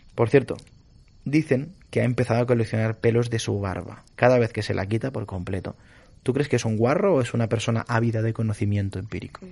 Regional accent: Galicia, Spain; yo no soy vasco, soy gallego

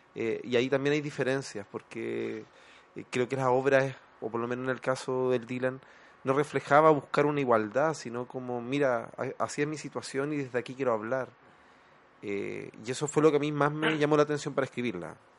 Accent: La Serena, Coquimbo, Chile; yo soy, no soy de Santiago, soy de región, siempre lo digo, soy del norte de, La Serena.

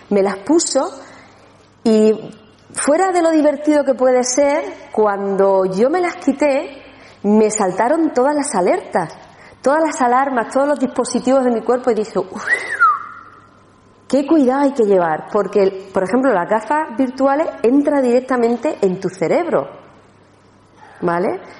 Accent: Andalusia, Spain; una cosita más para celebrar, que somos andaluces.

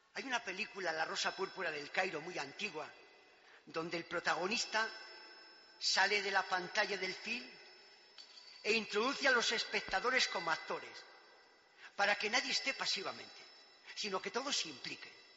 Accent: Pozal de Gallinas, Castile and León, Spain; principalmente por mis padres y catequistas, en Pozal de Gallinas, mi pueblo querido

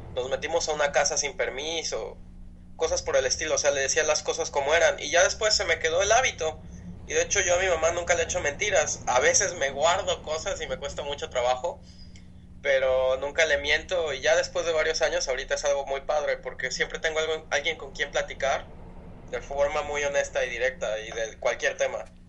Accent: Villahermosa, Tabasco, Mexico; yo crecí en Villahermosa, Tabasco

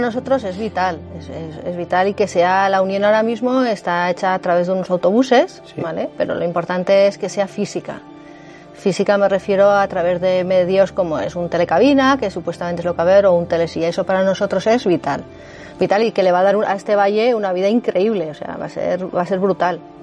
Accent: Candanchú, Aragon, Spain; Yo soy de Candanchú

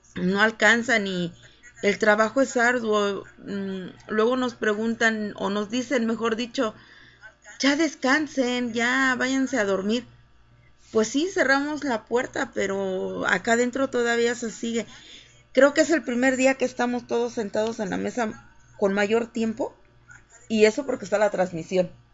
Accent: Jojutla, Morelos, Mexico; moved away as an adult; also born or lived in Cuernavaca, Morelos; now in Mexico City, Mexico; yo nací en Morelos, nací en Cuernavaca, fui criada en Jojutla

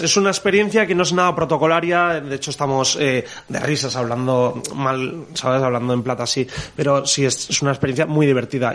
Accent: Traiguera, Valencian Community, Spain; en Traiguera, en Castellón, de donde yo soy

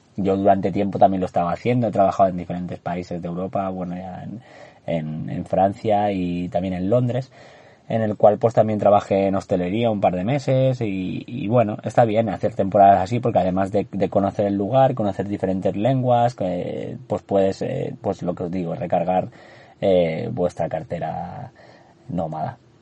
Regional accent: Andorra; moved away; soy de Andorra, para los que no lo sepáis nací en ese maravilloso país de los, de los Pirineos.

